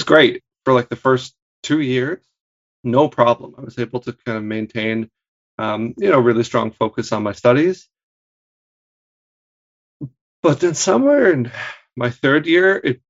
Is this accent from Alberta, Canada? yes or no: no; Hamilton, Ontario, Canada; moved away as an adult; I'm from Hamilton